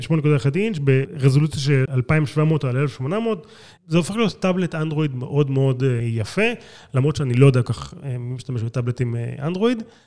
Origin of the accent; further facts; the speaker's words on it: Israel; אני לא אמריקאי, אני ישראלי